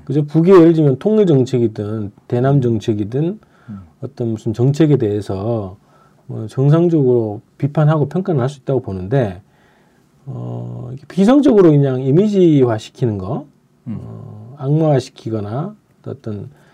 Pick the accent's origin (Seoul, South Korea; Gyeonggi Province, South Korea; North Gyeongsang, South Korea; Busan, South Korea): North Gyeongsang, South Korea; Andong; 제가 그 고향이 안동이잖아요